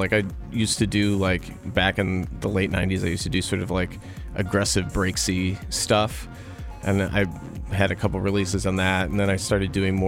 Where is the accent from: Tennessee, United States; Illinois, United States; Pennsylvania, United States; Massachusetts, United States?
Illinois, United States; Chicago; moved away as an adult; also born or lived in New Haven, Connecticut; now in Los Angeles, United States; I grew up in the suburbs of Chicago